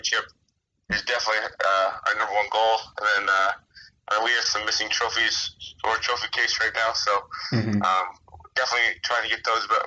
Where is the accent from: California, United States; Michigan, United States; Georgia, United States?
Michigan, United States; growing up in Michigan, you grew up a Lions fan.